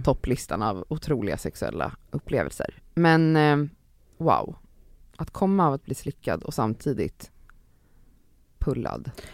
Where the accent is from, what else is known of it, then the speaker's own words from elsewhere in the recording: Stockholm, Stockholm County, Sweden; i ett villområde typ där jag växte upp mellan så här, eh, Älvsjö, Örby och Östberga